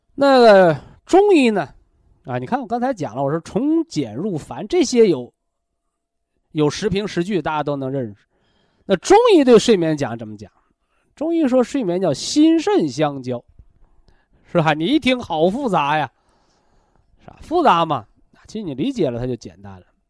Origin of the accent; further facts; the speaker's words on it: China; 我们中国人讲叫“毛事在人，成事在天”嘛